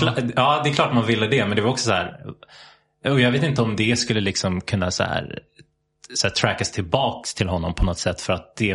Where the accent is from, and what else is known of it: Sweden; born or raised there